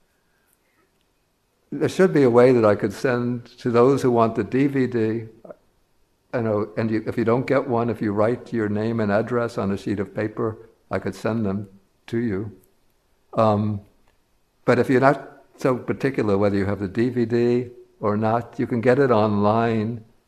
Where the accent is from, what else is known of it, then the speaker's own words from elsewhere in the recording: New York City, New York, United States; I'm a New Yorker